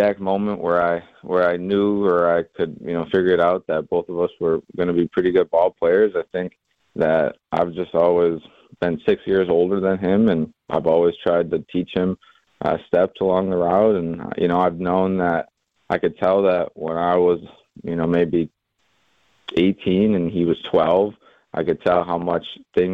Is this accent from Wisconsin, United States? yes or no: yes; Fredonia, Wisconsin, United States; born or raised there